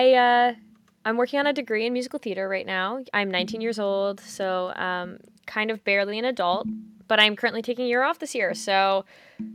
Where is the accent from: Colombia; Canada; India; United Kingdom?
Canada; also born or lived in Ontario, Canada; I am Canadian